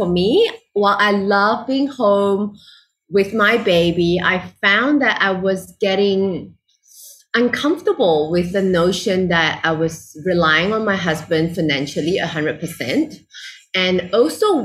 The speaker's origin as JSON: {"language": "English", "country": "Malaysia", "moved": "as an adult", "lives_now": "Singapore", "said": "I'm originally from Malaysia, living in Singapore"}